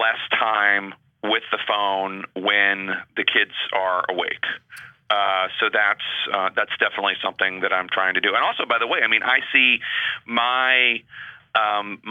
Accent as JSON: {"language": "English", "town": "Philadelphia", "region": "Pennsylvania", "country": "United States", "moved": "yes", "lives_now": "Washington, D.C., United States", "said": "I come from Philadelphia"}